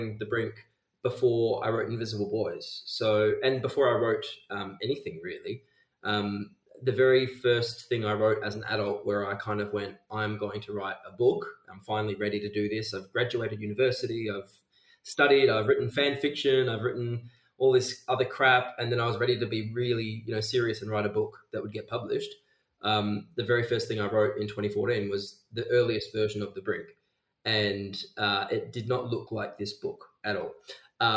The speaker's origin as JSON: {"language": "English", "town": "Geraldton", "region": "Western Australia", "country": "Australia", "tie": "born or raised there", "said": "I grew up in Geraldton, which is about 4 hours north of Perth"}